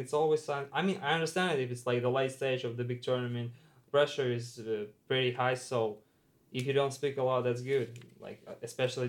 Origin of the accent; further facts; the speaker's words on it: Moscow, Russia; especially in my hometown in Moscow